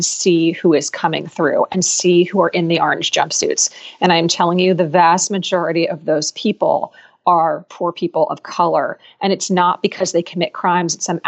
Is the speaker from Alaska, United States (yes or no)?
no; Philadelphia, Pennsylvania, United States; Philadelphia, which is my hometown